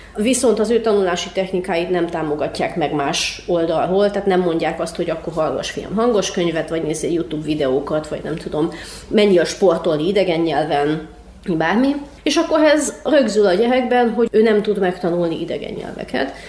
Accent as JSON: {"language": "Hungarian", "town": "Cluj-Napoca", "region": "Cluj County", "country": "Romania", "tie": "born or raised there", "said": "én Kolozsváron nőttem fel, és én jártam román iskolába is"}